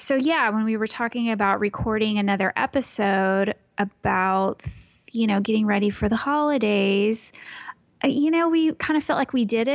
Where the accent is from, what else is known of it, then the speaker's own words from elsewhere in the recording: Texas, United States; It's in my home state in Texas.